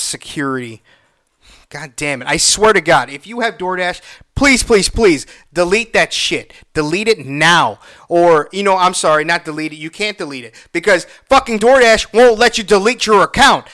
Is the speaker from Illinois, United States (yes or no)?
yes; Illinois, United States; I'm from Illinois.